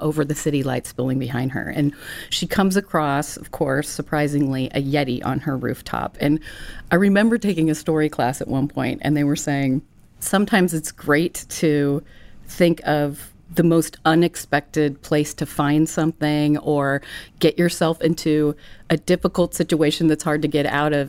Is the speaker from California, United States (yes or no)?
yes; Ventura, California, United States; a tomboy growing up in Ventura, skateboarding, surfing, camping